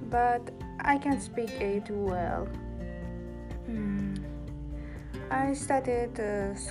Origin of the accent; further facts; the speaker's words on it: Tashkent, Uzbekistan; first language Uzbek; English is a second language; moved away as an adult; now in New York, United States; I was born in Tashkent, uh, capital of Uzbekistan. And uh, my native language is Uzbek, and I can also speak Russian and, e- and English. I have studied at school German, but I can speak it well.